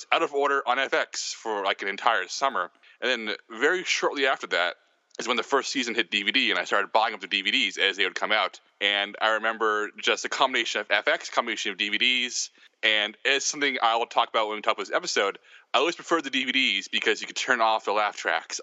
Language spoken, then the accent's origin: English; San Antonio, Texas, United States; growing up in San Antonio, Texas